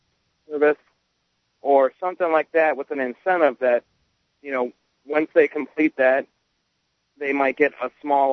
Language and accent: English; Sarasota, Florida, United States; I'm 27. I'm from Sarasota, Florida, too, actually. I live in Sarasota. I've lived here my whole life.